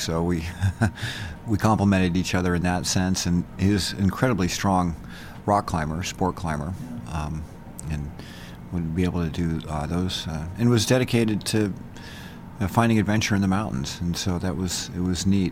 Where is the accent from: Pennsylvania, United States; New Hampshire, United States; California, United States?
California, United States; San Francisco; also born or lived in Utah; now in Bozeman, United States; I was born in San Francisco, um, lived in California